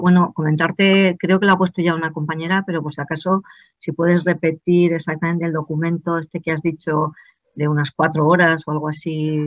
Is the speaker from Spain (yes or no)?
yes; Binéfar, Aragon, Spain; now in Estella, Spain; de mi pueblo de origen, Binefa, de Aragón